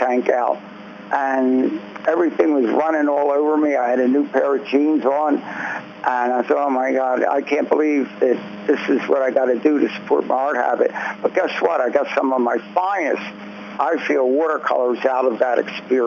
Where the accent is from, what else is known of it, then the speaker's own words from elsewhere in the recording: Philadelphia, Pennsylvania, United States; I grew up in North Philly